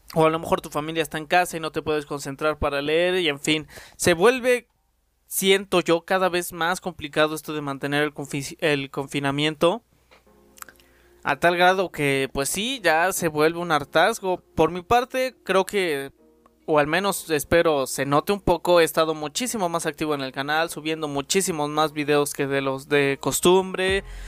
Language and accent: Spanish; Mexico; aquí en mi país y al menos en mi escuela